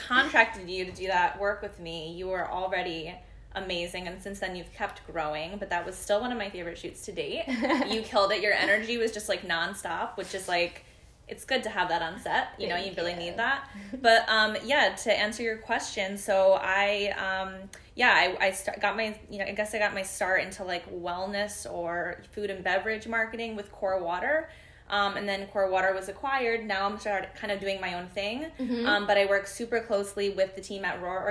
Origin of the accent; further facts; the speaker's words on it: suburbs of New York, United States; also born or lived in Philadelphia, Pennsylvania; growing up in New York, we just have pizza.